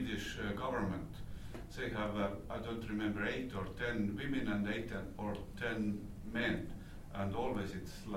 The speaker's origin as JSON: {"language": "English", "country": "Estonia", "said": "I'm from Estonia."}